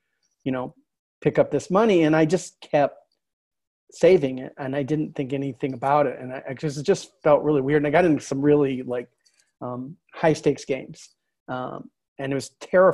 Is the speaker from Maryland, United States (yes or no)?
no; Fort Wayne, Indiana, United States; moved away as an adult; also born or lived in Wichita, Kansas / New York; I grew up in Fort Wayne, Indiana, which is on the other side of Indiana